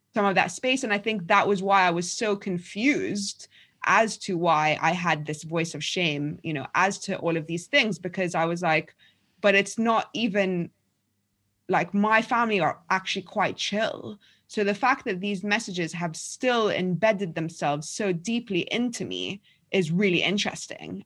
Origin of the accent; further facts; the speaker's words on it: London, United Kingdom; also born or lived in Egypt; I was born in Egypt, but I've lived in London more or less since I was eight years old. We moved back to Egypt for a year when I was twelve.